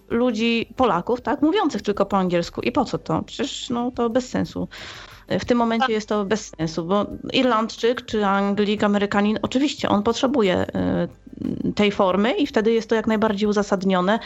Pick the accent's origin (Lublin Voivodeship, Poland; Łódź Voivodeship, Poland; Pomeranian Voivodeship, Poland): Łódź Voivodeship, Poland; Łódź; jestem z Łodzi